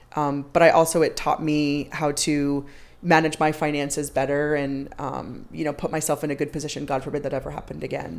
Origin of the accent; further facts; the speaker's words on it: Long Island, New York, United States; moved away as an adult; also born or lived in Boston; I grew up on Long Island, so I'm an East Coaster.